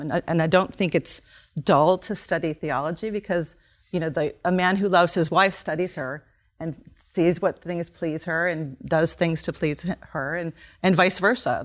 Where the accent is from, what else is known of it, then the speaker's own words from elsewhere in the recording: United States; we, as American Christians